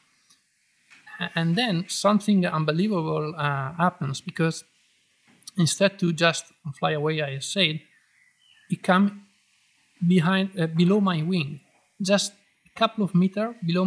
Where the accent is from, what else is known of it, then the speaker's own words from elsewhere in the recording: Trentino-Alto Adige, Italy; English is a second language; moved away; I born in Trentino and I was flying there, my home area